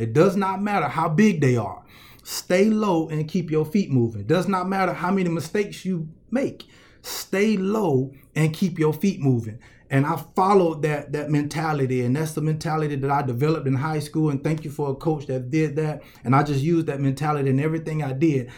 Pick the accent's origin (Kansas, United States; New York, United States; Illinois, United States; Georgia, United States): Georgia, United States; Columbus; I'm from Columbus, Georgia